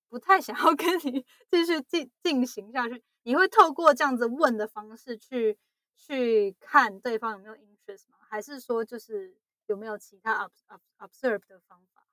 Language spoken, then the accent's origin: Chinese; Taiwan; moved away as an adult; now in United States; 因为我是在台湾长大的嘛，然后，呃，大学毕业后才来美国